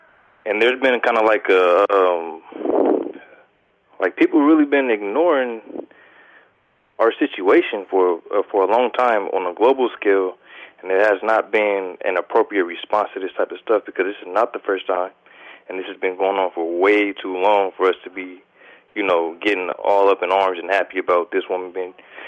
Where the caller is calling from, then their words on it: Omaha, Nebraska, United States; I'm from Omaha, Nebraska.